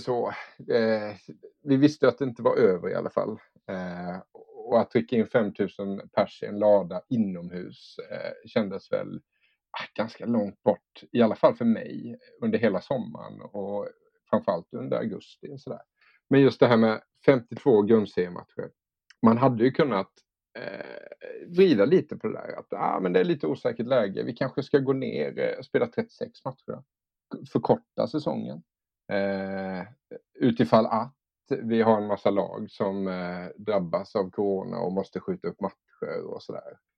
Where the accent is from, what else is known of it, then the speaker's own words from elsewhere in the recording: Älmhult, Kronoberg County, Sweden; jag kom från Älmhult och där fanns inget hockeylag